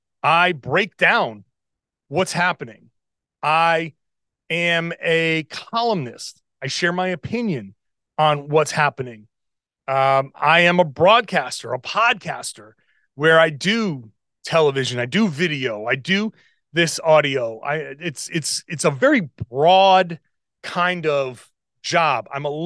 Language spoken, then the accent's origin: English; Rhode Island, United States; I grew up in Rhode Island. I grew up watching Larry Bird and Kevin McHale.